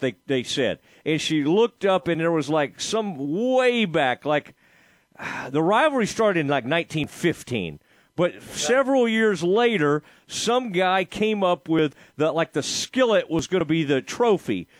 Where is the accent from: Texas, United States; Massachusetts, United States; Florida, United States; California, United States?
Texas, United States; Kaufman County; a kid uh, growing up in Kaufman County